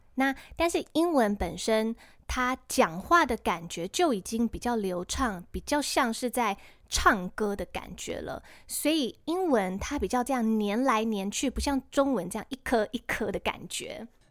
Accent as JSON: {"language": "Chinese", "country": "Taiwan", "said": "我们台湾人其实早就超级熟悉了"}